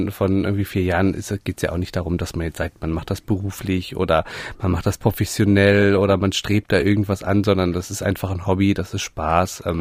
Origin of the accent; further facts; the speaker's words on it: Göttingen, Lower Saxony, Germany; ich komme aus, aus Göttingen, das ist äh, sehr zentral in, in, Deutschland, nicht so wahnsinnig groß und es gab eben nur einen einzigen Hornlehrer dort.